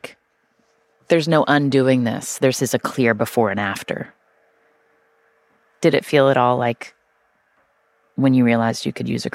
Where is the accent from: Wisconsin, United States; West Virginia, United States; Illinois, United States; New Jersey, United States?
West Virginia, United States; I grew up in West Virginia